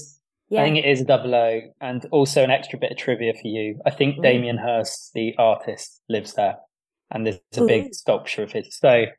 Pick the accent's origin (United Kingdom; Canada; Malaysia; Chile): United Kingdom; Plymouth, South West England; we are from Plymouth